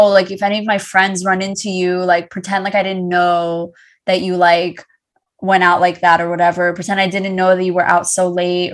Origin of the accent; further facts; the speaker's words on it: Great Neck, New York, United States; growing up in Great Neck